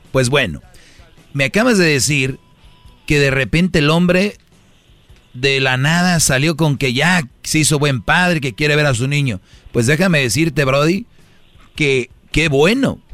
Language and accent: Spanish; Monterrey, Nuevo León, Mexico; en Monterrey, de donde yo soy